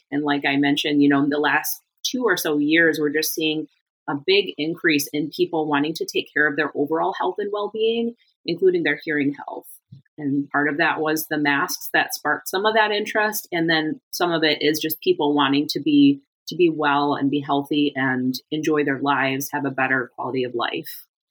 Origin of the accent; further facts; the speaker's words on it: Michigan, United States; moved away as an adult; also born or lived in Germany / Iowa / Florida; I grew up in Michigan